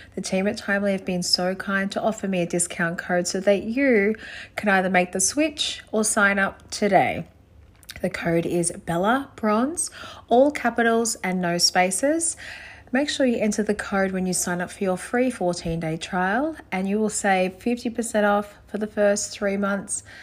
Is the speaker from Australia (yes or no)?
yes; Gold Coast, Queensland, Australia; also born or lived in Brisbane; being from the Gold Coast